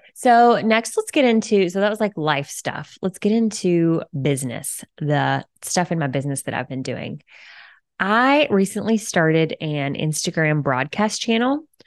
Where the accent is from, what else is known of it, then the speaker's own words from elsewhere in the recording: Alabama, United States; moved away as an adult; also born or lived in Florida / San Diego; now in Cincinnati, United States; I was born and raised in Alabama